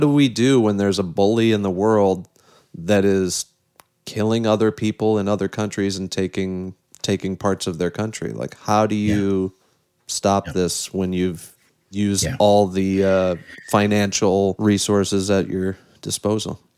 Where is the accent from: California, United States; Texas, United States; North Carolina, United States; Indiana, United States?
Indiana, United States; South Bend; I'm from South Bend and have a soft spot for my former mayor Pete Buttigieg